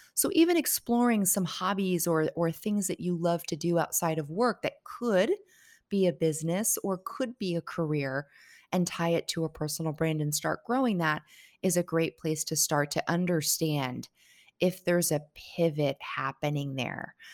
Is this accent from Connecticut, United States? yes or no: yes; Connecticut, United States; moved away as an adult; now in Barbados; I grew up in Connecticut, went to school in Connecticut